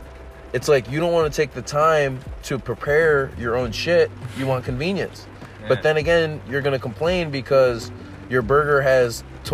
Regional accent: United States; I'm from the States, obviously

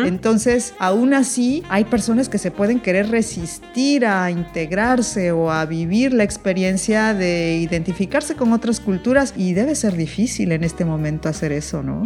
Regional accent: Veracruz, Mexico; moved away as an adult; also born or lived in Paris region, France; now in France; yo vengo de Veracruz. Para quienes no sean mexicanos, bueno, Veracruz es un puerto tropical

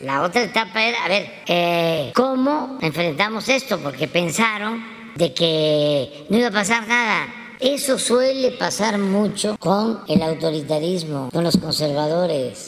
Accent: Mexico; nos vamos a sentir avergonzados los mexicanos

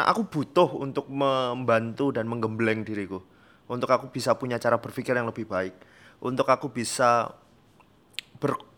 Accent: Special Region of Yogyakarta, Indonesia; gimana cara membuat Gunung Kidul atau tetangga atau desa saya menjadi lebih sejahtera gitu

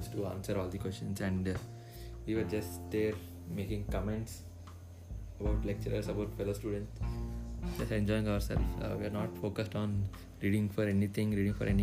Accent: Hyderabad, Telangana, India; I'm from Hyderabad, India

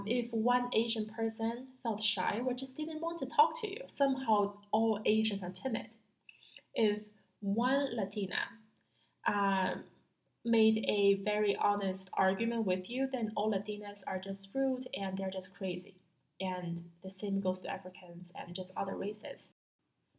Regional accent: Beijing, China; moved away as an adult; I was born in Beijing. I went to public schools in Beijing for 17 years.

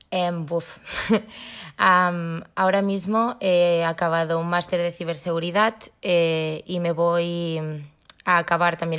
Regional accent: Barcelona, Catalonia, Spain; Soy de Barcelona

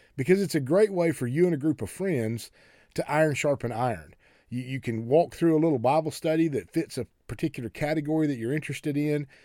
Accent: United States; we especially as American Christians

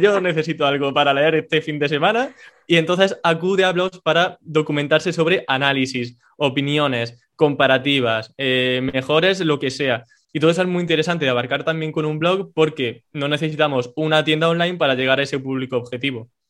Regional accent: Córdoba, Andalusia, Spain; soy un chico de Córdoba, en España

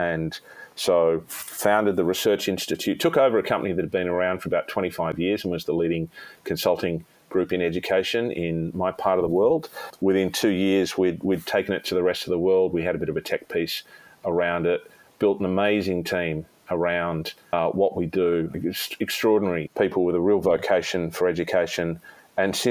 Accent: Sydney, New South Wales, Australia; we had to relocate back to my hometown of Sydney, more in my original hometown of Sydney

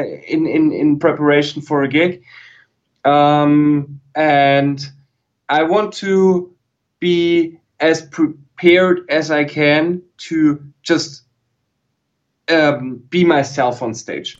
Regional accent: Germany; English is a second language; I YouTubed as a German

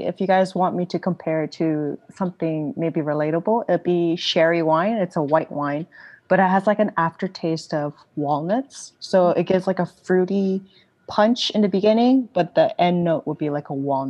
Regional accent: South Korea; now in Los Angeles, United States; I grew up in Korea

